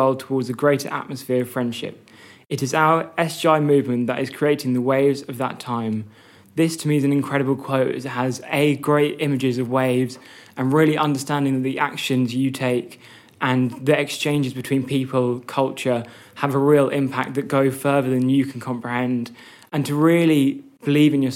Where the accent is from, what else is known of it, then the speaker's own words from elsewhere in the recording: London, United Kingdom; I'm from North London